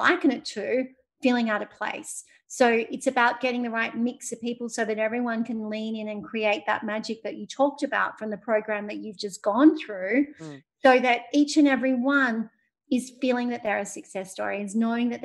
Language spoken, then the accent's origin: English; Sydney, New South Wales, Australia; my hometown, Sydney